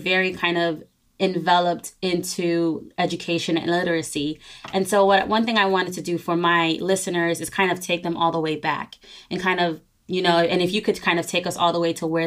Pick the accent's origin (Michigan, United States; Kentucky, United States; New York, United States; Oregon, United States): New York, United States; I am from New York, where we had the worst case scenarios in the coronavirus pandemic